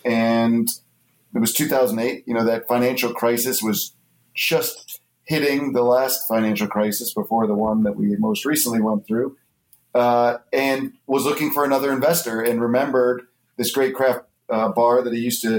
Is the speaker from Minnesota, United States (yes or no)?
no; Ohio, United States; I'm from Ohio.